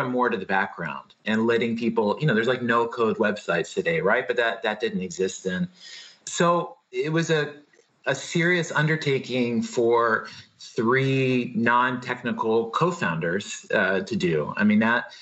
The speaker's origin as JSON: {"language": "English", "town": "Blacksburg", "region": "Virginia", "country": "United States", "tie": "born or raised there", "also_born_or_lived": "New York", "moved": "as an adult", "said": "I grew up in Southwest Virginia, outside of Blacksburg, Virginia"}